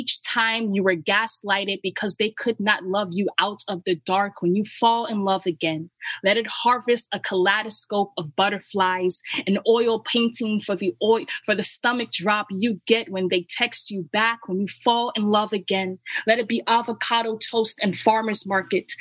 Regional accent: New York City, New York, United States; I'm from the Bronx, New York

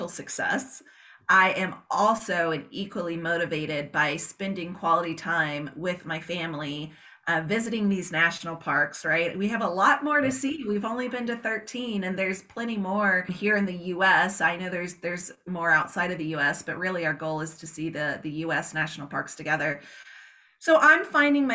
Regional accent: Georgia, South Carolina, Southeast, United States; now in Arizona, United States; I was born and raised in the Southeast, Georgia, South Carolina. And then of course we reside here in Arizona.

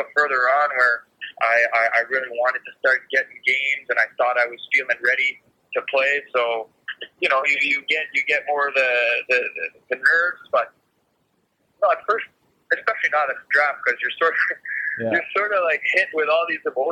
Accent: Montreal, Quebec, Canada; growing up in Montreal

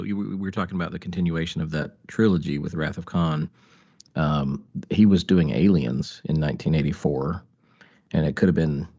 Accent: North Carolina, United States; as a child of the 90s, growing up in North Carolina

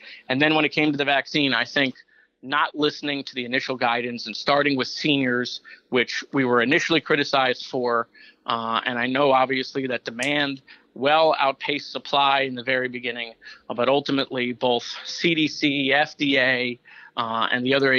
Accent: Parkland, Florida, United States; in my hometown of Parkland, and my high school, Marjorie Stoneman Douglas.

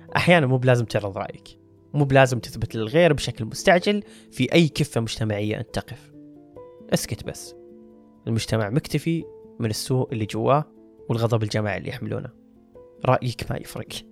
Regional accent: Saudi Arabia; عندنا بالسعودية

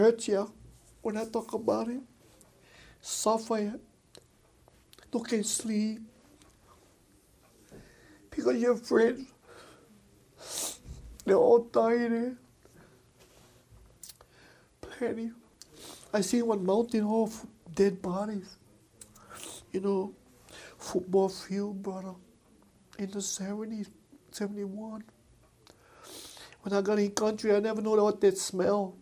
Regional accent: Hawaii, United States; I come from Hawaii

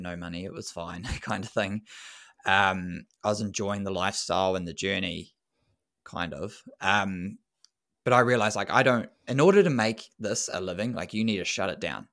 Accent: New Zealand; as a Kiwi boy

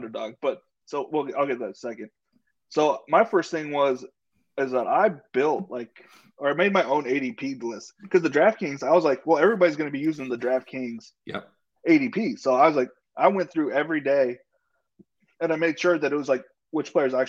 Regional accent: San Diego, California, United States; I was born in San Diego, the real Charger area.

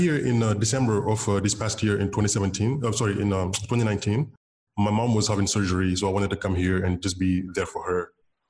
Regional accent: Senegal; I just wanted to basically start something in West Africa, in my home country. And I just started the Dakar Bitcoin Developers Meetup.

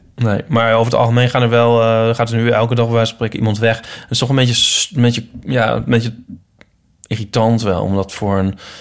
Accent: Netherlands; also born or lived in Utrecht; we zijn wel Nederlanders

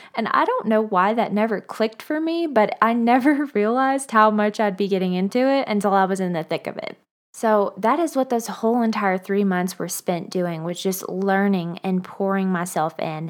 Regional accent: Bowling Green, Kentucky, United States; moved away as an adult; also born or lived in Nashville, Tennessee; now in Denver, United States; I began photographing about six years ago in my hometown of Bowling Green, Kentucky

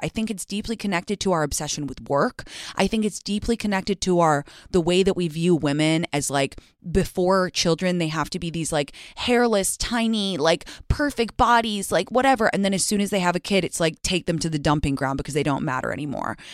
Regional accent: United States; also born or lived in England; I'm American

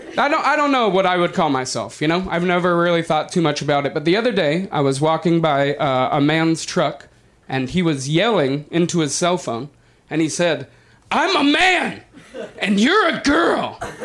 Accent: Denver, Colorado, United States; moved away as an adult; now in Los Angeles, United States; I'm not originally from Los Angeles. I'm from Denver

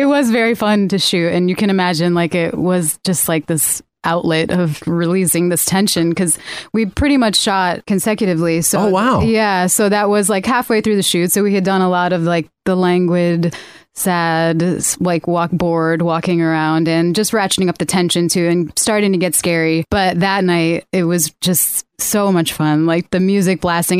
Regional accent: Connecticut, United States; moved away; I'm also from Connecticut

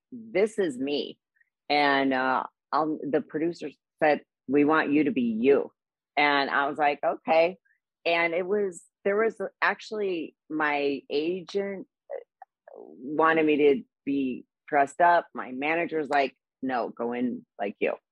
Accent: Midwest, United States; now in Los Angeles, United States; I grew up, you know, in the Midwest

